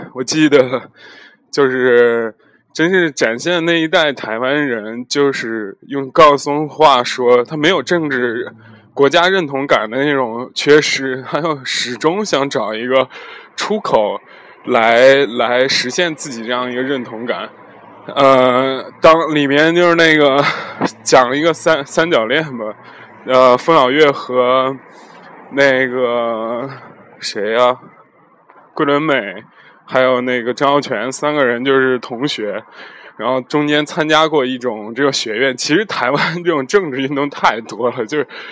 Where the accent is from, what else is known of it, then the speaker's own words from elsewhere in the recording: Zhengzhou, Henan, China; moved away; also born or lived in Europe; 介绍是我家乡郑州的美食